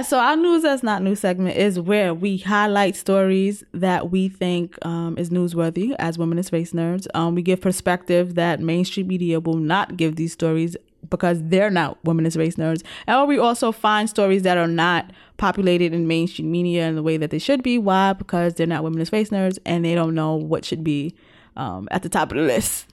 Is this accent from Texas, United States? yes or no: no; New York City, New York, United States; being a New Yorker